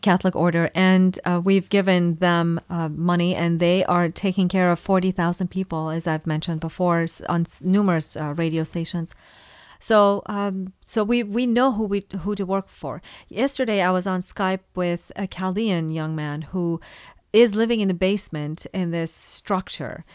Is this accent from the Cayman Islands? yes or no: no; Iran; I was born in Iran, uh, to Assyrian parents